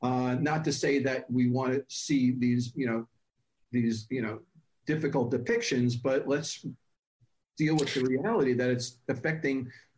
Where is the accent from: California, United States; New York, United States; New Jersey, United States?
New York, United States; back in the days when I grew up in New York